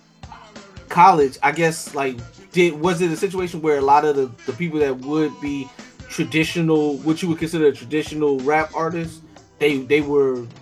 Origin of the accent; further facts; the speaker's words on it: Philadelphia, Pennsylvania, United States; I'm from Philly